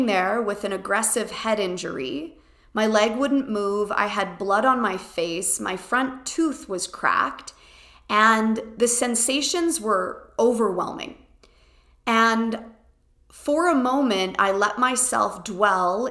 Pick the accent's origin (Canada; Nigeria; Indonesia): Canada; I am quintessentially Canadian